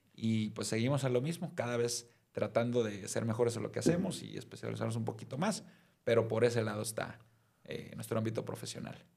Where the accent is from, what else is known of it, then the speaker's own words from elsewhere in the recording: Mazatlán, Sinaloa, Mexico; now in Guadalajara, Mexico; soy de Mazatlán, eh, pero ya tengo más tiempo viviendo en Guadalajara que en Mazatlán, así es que ya soy medio tapatío por adopción.